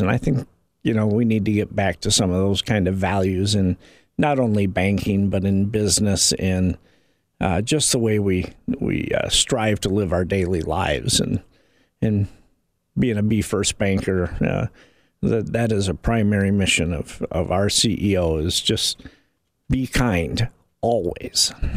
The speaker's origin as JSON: {"language": "English", "region": "Indiana", "country": "United States", "tie": "born or raised there", "said": "somebody that has grown up and lived in this community for 30 years"}